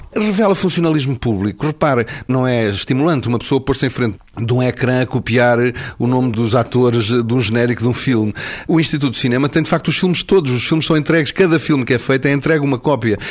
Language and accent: Portuguese; Portugal; first language Portuguese